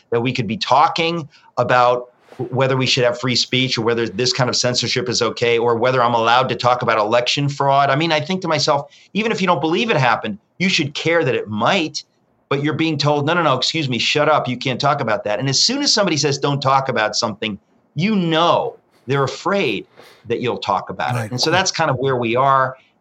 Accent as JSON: {"language": "English", "country": "United States", "said": "as a Christian and as an American"}